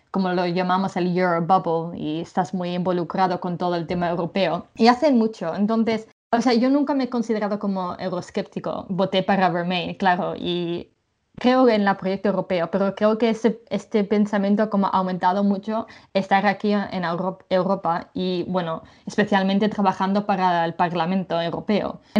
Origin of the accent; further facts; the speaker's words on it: England, United Kingdom; now in Brussels, Belgium; mi madre es inglesa y he vivido la mayoría de mi vida en Inglaterra. Y culturalmente soy bastante inglesa, creo.